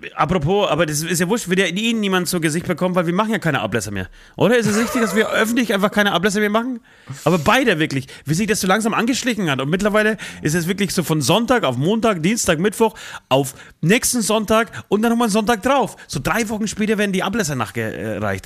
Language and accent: German; Poland; now in Germany; ich komme aus, aus Polen, aus einem streng katholischen äh, Land